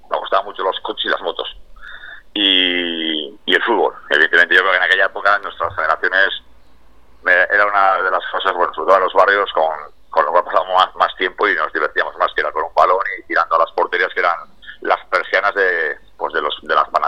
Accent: Bilbao, Basque Country, Spain; nosotros somos de San Adrián

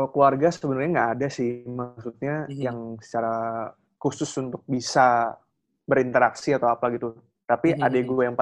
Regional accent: Yogyakarta, Special Region of Yogyakarta, Indonesia; ya karena dari kecil di Jogja jadi sebenarnya udah udah cukup akrab lah dengan hal-hal yang berbau gaib gitu loh.

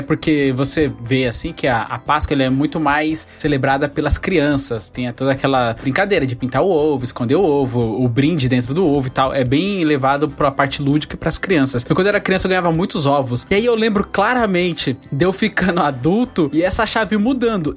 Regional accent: Bahia, Brazil; now in São Paulo, Brazil; eu nasci na Bahia

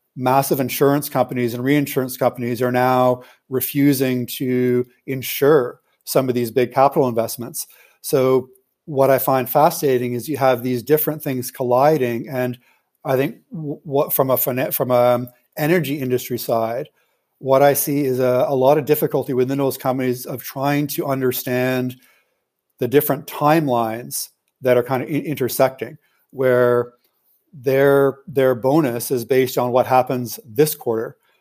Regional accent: Canada; I'm a Canadian citizen

